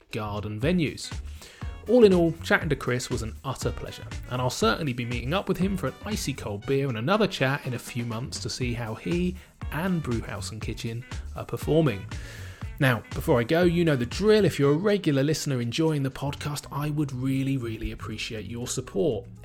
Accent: Bournemouth, South West England, United Kingdom; he runs a couple of awesome local venues in my hometown of Bournemouth

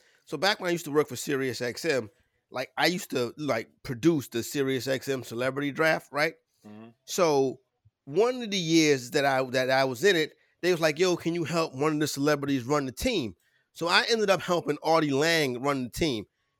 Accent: New York City, New York, United States; I'm from Harlem, a little bit further up from you.

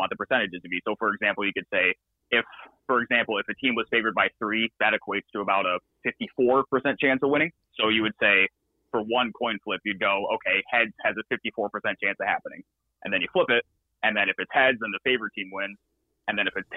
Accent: New York, United States; I'm from New York

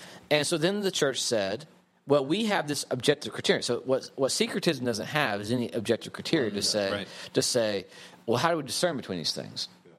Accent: Western Oklahoma, United States; accent: Western Oklahoma; also born or lived in North Carolina; now in Houston, United States; a person who refuses to give up his Western Oklahoma accent, finds himself as a Catholic, as a priest in the Catholic Church

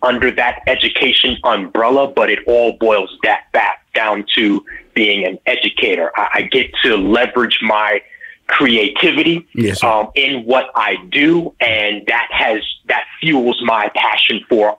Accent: New York, United States; born or raised there

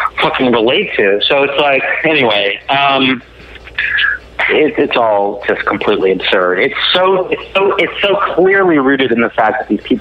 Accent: Los Angeles, California, United States; I felt identityless. Like I was from Los Angeles

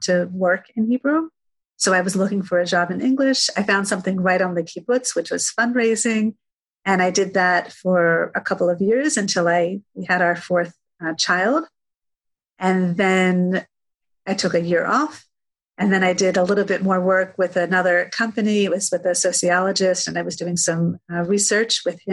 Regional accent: New Jersey, United States; moved away as an adult; also born or lived in northern Israel; now in Israel; So I was born and raised in New Jersey. About 10 years ago, I moved to Israel with my husband and our 3 kids.

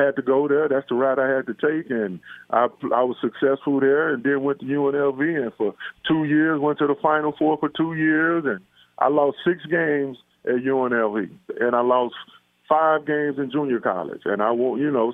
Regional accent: Dallas, Texas, United States; now in Las Vegas, United States; I grew up in Dallas, Texas, playing ball

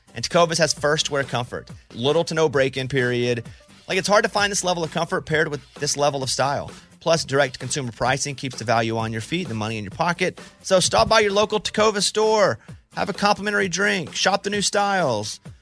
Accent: Mountain Pine, Arkansas, United States; I grew up in Mountain Pine, Arkansas

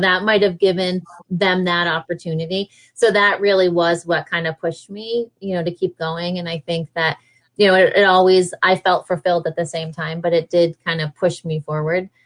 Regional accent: New York, United States; I was from New York or been in New York for so long

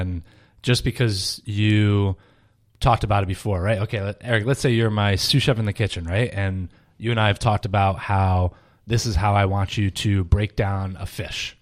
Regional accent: Rhode Island, United States; moved away as an adult; also born or lived in Paris, France / Boston, Massachusetts; grew up in Rhode Island

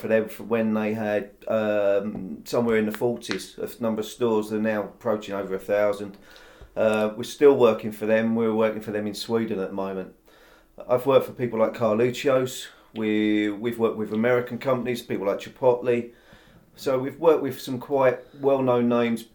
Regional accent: Crawley, South East England, United Kingdom; also born or lived in West London / Worthing; I'm originally from West London. I'm a West London boy. I grew up in Crawley. Went to school in Crawley.

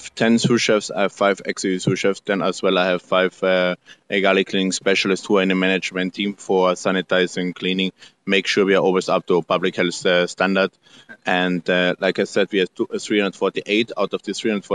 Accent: Austria; English is a second language; moved away as an adult; also born or lived in Salzburg, Austria / Sydney, Australia / Norway; now in Mexico; I'm born in Austria, living now in Mexico.

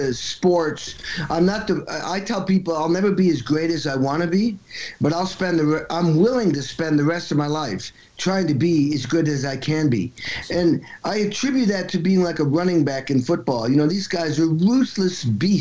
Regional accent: Western Massachusetts, United States; I grew up in Western Massachusetts.

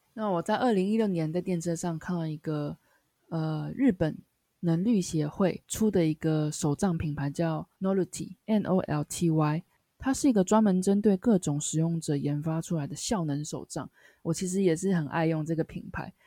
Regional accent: Taiwan; now in Japan; 因为我是台湾人嘛

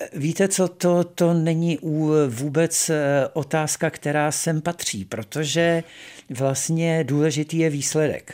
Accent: Tábor, South Bohemian Region, Czechia; also born or lived in Ostrava / Písek area; moji rodiče se přestěhovali, když mi by byly tři roky do, do tábora. Mm-hmm. To mhm. znamená, že já si z Ostravy nepamatuji vůbec nic

